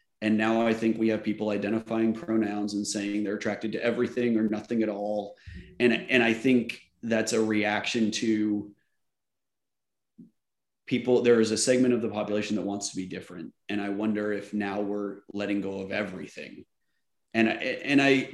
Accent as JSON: {"language": "English", "region": "Oklahoma", "country": "United States", "tie": "born or raised there", "also_born_or_lived": "Virginia", "moved": "as an adult", "said": "I grew up in Oklahoma in the 80s."}